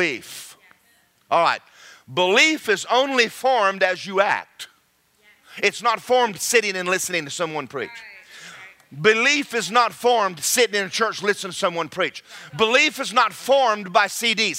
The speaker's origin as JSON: {"language": "English", "region": "Georgia", "country": "United States", "moved": "yes", "lives_now": "Florida, United States", "said": "I'm from Georgia"}